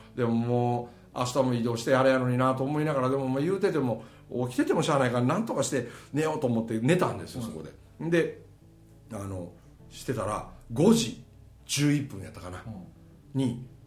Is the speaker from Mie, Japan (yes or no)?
yes; Mie, Japan; accent: Kansai dialect; 俺三重県の人間なんよ